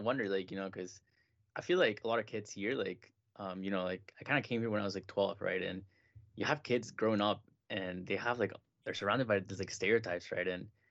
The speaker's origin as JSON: {"language": "English", "country": "Mexico", "moved": "yes", "said": "I came from Mexico like 8 years ago now. So even when I came here, like for me, when I came, it was kind of just like a lot of stereotypes that I'd never heard before, because in Mexico"}